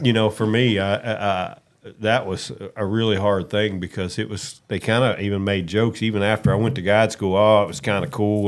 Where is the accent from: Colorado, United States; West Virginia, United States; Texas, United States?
West Virginia, United States; moved away; I'm from West Virginia. Grew up no money